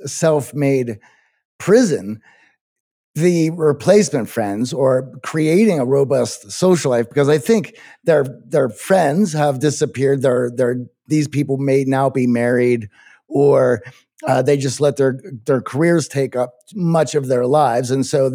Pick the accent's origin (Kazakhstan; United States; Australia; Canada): Kazakhstan; English is a second language; I began listening to your podcast during the pandemic while I was in Kazakhstan, my home country. I initially started listening to improve my English skills